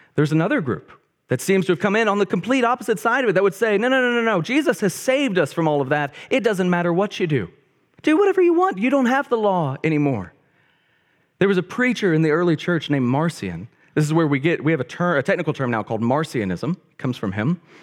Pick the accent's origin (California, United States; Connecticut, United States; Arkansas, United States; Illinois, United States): Arkansas, United States; Bryant; I grew up in a town called Bryant, Arkansas